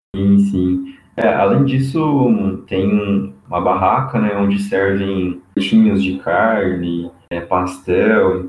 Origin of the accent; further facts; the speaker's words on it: São José do Rio Preto, São Paulo, Brazil; also born or lived in Bauru; eu sou natural de São José do Rio Preto, São Paulo